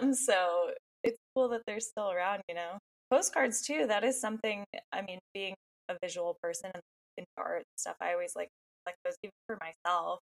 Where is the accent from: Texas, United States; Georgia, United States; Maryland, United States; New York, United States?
New York, United States; now in Connecticut, United States; I was from New York and I actually went to Mystic a few times before deciding to move